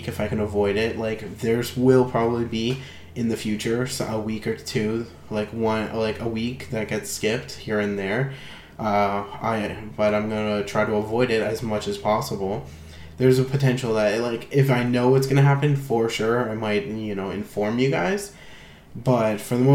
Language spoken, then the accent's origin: English; Canada; being Canadian